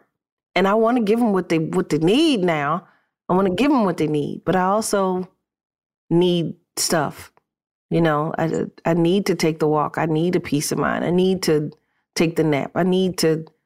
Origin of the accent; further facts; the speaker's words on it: United States; I'm living America. I'm an American